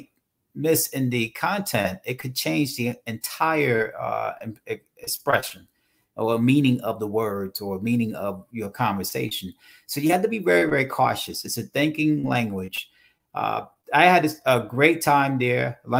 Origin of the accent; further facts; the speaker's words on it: Hoboken, New Jersey, United States; also born or lived in Charlotte, North Carolina; I started my life in Hoboken, New Jersey, Andrew. So I'm born and raised in Hoboken